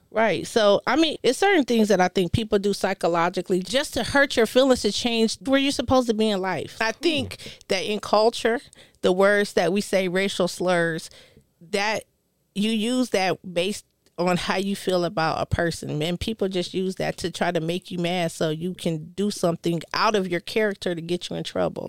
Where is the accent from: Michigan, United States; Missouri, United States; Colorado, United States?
Colorado, United States; moved away; I'm from Colorado.